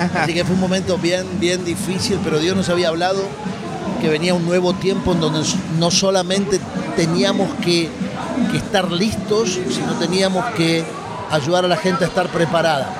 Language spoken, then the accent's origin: Spanish; Buenos Aires, Argentina; moved away as an adult; now in Miami, United States; Nací en la República Argentina, en Buenos Aires, viví hasta hace 10 años en Argentina, ahora vivo en Miami